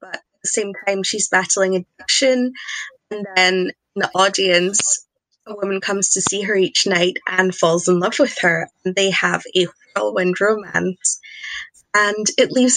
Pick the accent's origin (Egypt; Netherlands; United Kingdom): United Kingdom; Scotland; accent: Scottish; my Scottish accent